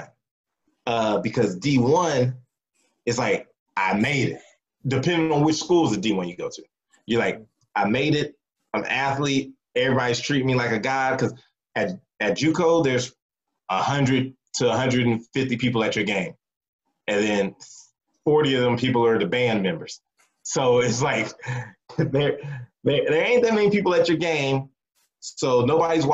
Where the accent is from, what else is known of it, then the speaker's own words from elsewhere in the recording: Texas, United States; growing up in Texas